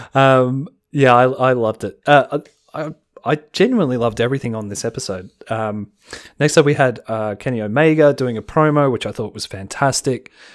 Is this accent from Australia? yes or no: yes; Australia; As an Australian